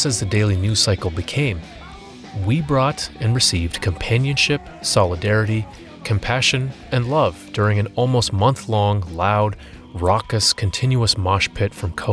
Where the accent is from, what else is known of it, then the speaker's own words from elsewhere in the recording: United States; I'm an American